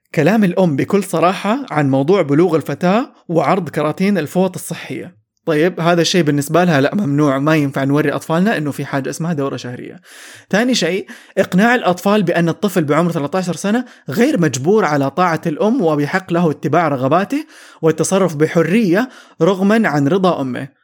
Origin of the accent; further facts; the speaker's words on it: Saudi Arabia; عندنا في السعوديه